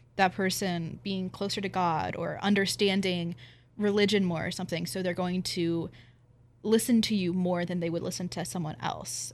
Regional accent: Pennsylvania, United States; come from a Pennsylvania farming community and every farm has at least one rifle on it

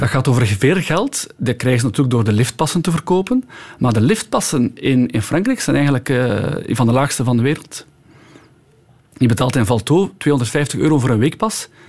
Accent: Belgium; moved away as an adult; also born or lived in Val Thorens, France / Orelle, France; Ik ben jaren expat geweest, dus als Belg in het buitenland gaan wonen

